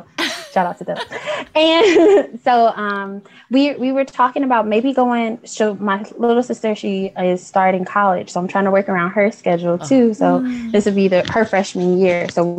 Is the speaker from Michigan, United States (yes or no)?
yes; Detroit, Michigan, United States; Hi, I'm from Detroit, Michigan.